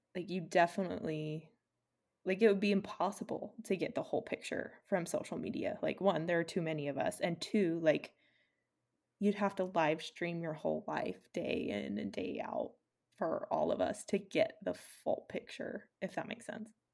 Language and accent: English; Utah, United States; we're from Utah